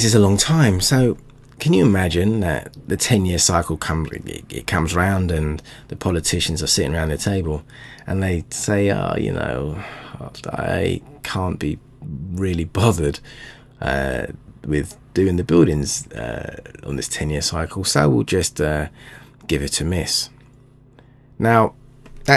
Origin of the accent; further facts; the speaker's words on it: London, United Kingdom; my hometown London